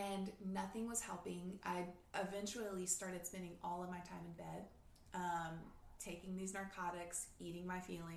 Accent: the South, United States; I grew up in the South

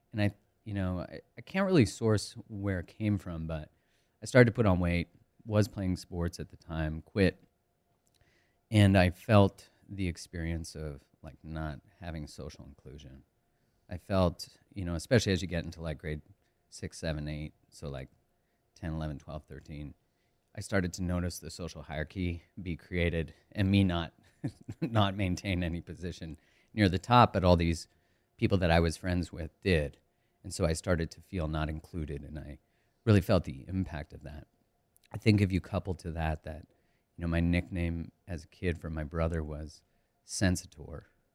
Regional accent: Calgary, Alberta, Canada; Yeah, I grew up in Canada, in Calgary, Alberta, which is on the west side. It's just an hour from the Rockies.

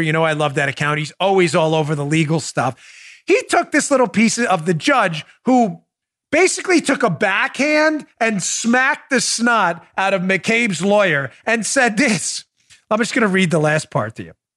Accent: United States; I'm an American.

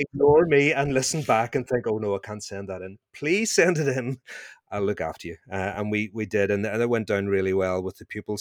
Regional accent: Northern Ireland, United Kingdom; accent: Northern Irish; my Northern Irish accent

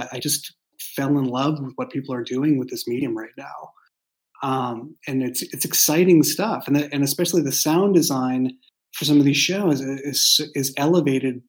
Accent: Boston, Massachusetts, United States; moved away as an adult; now in San Francisco Bay Area, United States; I grew up in Boston, and so I grew up in a walking city

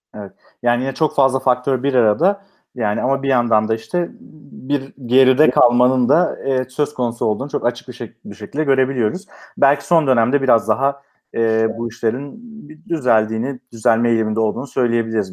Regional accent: Manisa, Turkey; Ben Manisa'lıyım

